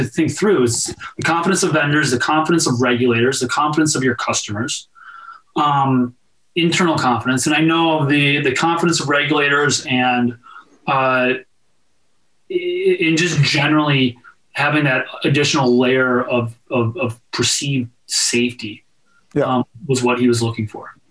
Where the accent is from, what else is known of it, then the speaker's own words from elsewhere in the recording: Minnesota, United States; I'm from Minnesota